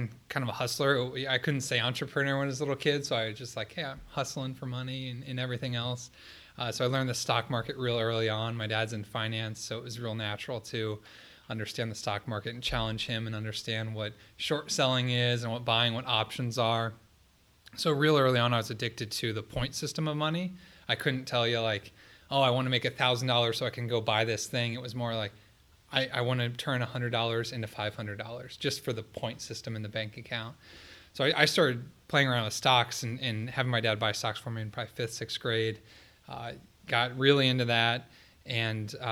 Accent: Columbus, Ohio, United States; I grew up here in Columbus, went to Columbus Academy

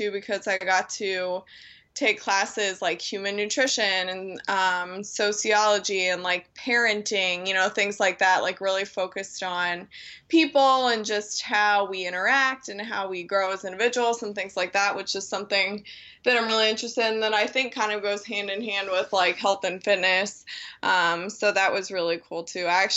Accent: Dublin, Ohio, United States; now in Perrysburg, United States; I grew up in Dublin, which is a suburb of Columbus

